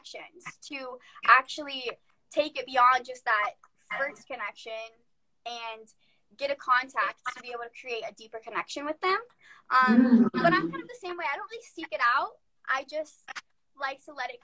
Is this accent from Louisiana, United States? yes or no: no; Florida, United States; I am not Hispanic, but I am from Florida